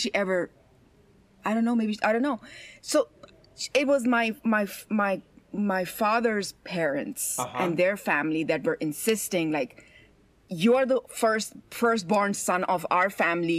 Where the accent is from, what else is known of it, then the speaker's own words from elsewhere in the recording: Iran; I was born in Iran